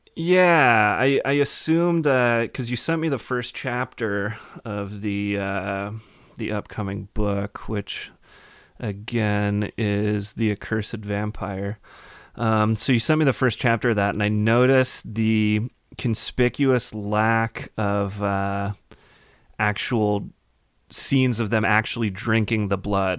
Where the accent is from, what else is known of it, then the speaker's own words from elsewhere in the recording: Madison, Wisconsin, United States; I'm from, uh, Madison, a little further south.